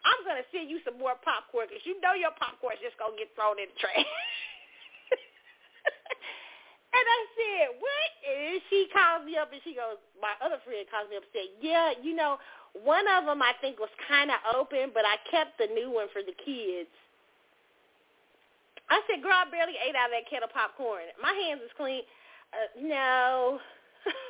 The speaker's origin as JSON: {"language": "English", "town": "Kansas City", "country": "United States", "moved": "yes", "said": "my favorite places in Kansas City when I go home"}